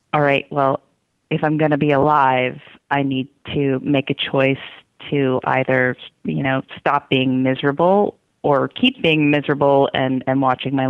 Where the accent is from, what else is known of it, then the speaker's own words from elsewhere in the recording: Midwest, United States; I grew up in the Midwest in small towns